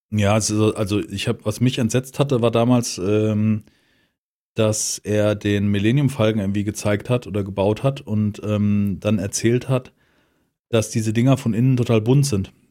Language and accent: German; Frankfurt, Hesse, Germany; das ist Sachsenhausen und als Sachsenhäuser ist das natürlich als Frankfurter ist das so richtig.